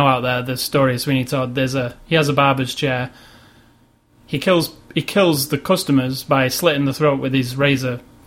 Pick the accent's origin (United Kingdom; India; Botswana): United Kingdom; I'm British